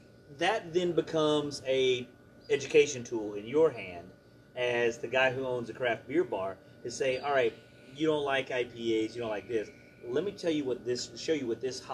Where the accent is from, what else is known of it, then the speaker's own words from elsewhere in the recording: West Texas, United States; I did a lot of growing up in West Texas.